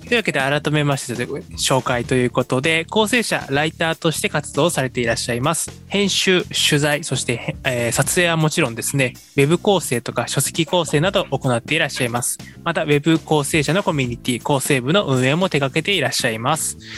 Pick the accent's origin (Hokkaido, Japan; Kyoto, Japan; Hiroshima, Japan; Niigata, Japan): Hiroshima, Japan; 僕も広島出身なので